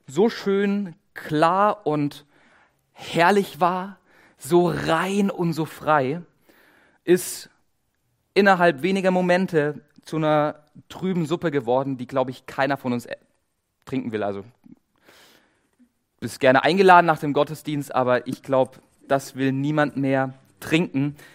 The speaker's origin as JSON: {"language": "German", "region": "Baden-Württemberg", "country": "Germany", "said": "Ich komme aus dem Schwabenländle. Wir als Schwaben, wir sind ja bekannt dafür, dass wir sparsam leben"}